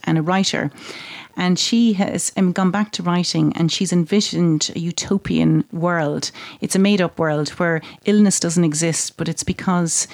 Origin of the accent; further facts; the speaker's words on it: Ireland; I'm Irish and Irish have a strong sense of family